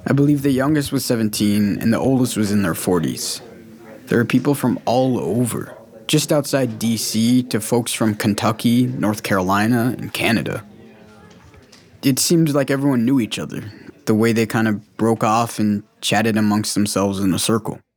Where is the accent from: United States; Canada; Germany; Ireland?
Germany; also born or lived in Huehuetenango, Guatemala; I'm German, but I was born in Guatemala and grew up in Germany.